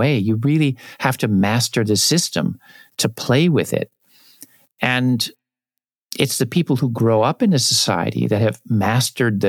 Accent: United States; now in Japan; I'm an American

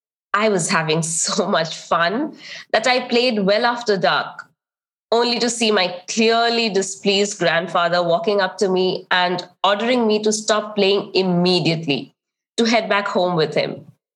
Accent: eastern India, India; One of the biggest lessons I learned growing up was to listen in silence with a lowered head

